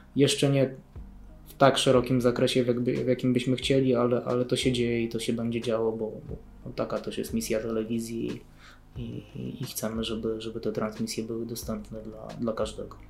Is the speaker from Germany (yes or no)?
yes; Germany; now in Poland; ja się wychowywałem w Niemczech